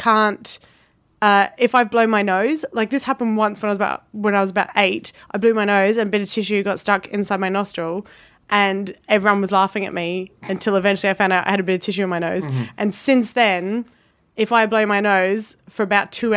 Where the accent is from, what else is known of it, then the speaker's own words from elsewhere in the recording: Adelaide, South Australia, Australia; moved away as an adult; now in England; I'm from Adelaide